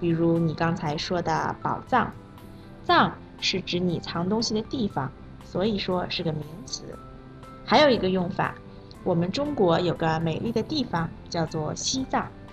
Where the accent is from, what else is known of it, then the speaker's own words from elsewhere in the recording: Malaysia; Chinese is a second language; 我是来自马来西亚的